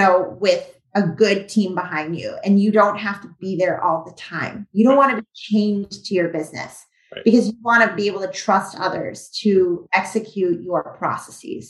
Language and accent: English; Weston, Massachusetts, United States; back at home in my hometown of Weston, Massachusetts.